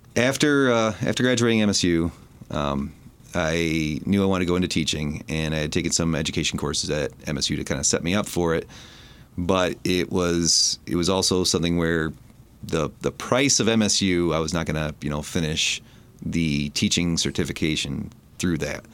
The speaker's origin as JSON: {"language": "English", "town": "Port Huron", "region": "Michigan", "country": "United States", "tie": "born or raised there", "said": "grew up in the city of Port Huron"}